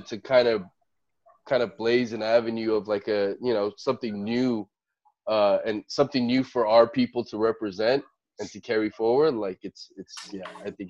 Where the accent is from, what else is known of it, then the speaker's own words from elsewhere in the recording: Cerritos, California, United States; growing up in Cerritos